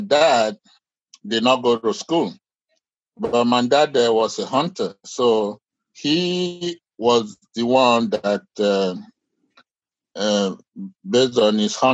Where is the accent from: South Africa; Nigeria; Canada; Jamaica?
Nigeria; now in United States; I grew up in Nigeria